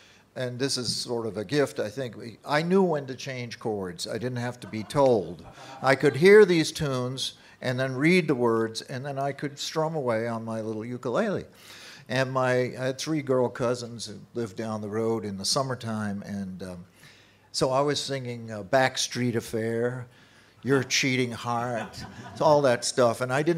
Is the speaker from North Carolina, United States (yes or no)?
no; Dedham, Massachusetts, United States; moved away; also born or lived in Nashville; I'm from Dedham, Massachusetts, which, as everybody knows, is a hotbed of folk music and every kind of music.